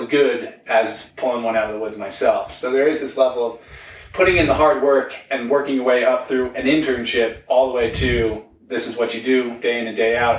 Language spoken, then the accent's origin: English; Long Island, New York, United States; now in Denver, United States; I'm from Long Island. I was a New York City boy. Now I'm in Denver